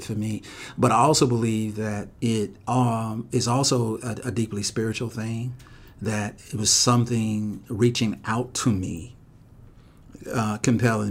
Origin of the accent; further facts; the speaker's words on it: Missouri, United States; I'm from Missouri. You know, and I grew up in a community where there weren't great models for black men or women